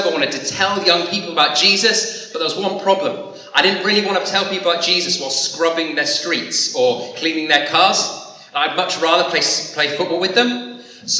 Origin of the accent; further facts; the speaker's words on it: Dorset, South West England, United Kingdom; also born or lived in Salford / Lancaster; now in Blackpool, United Kingdom; a boy growing up in Dorset